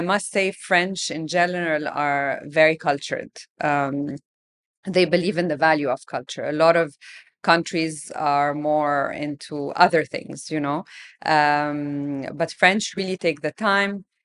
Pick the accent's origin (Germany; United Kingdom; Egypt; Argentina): Egypt; Alexandria, Alexandria Governorate; I grew up in Alexandria.